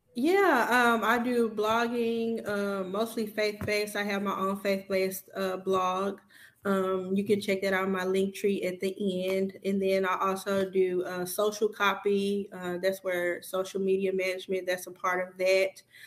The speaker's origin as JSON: {"language": "English", "town": "Houston", "region": "Texas", "country": "United States", "moved": "as an adult", "lives_now": "Dallas, United States", "said": "I'm originally from Houston, Texas."}